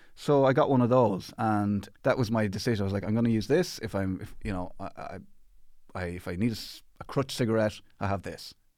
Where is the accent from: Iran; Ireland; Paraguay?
Ireland; Athlone, Leinster; I grew up in Athlone in the Midlands